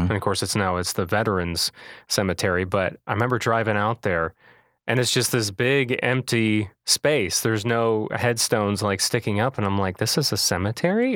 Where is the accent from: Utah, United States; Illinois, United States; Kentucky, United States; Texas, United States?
Illinois, United States; Manteno; I was born and raised in Manteno